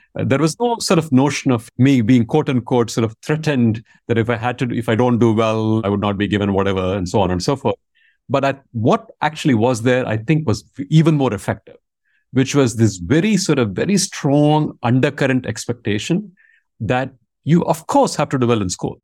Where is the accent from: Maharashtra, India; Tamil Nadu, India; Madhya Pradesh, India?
Tamil Nadu, India; Vellore; first language Tamil; English is a second language; moved away; I was born in a place called Vellore, uh, which is, I want to say, roughly hundred miles from Chennai.